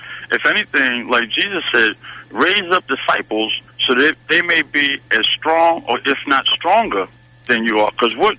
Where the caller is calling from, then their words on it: Newport News, Virginia, United States; I'm calling from Newport News.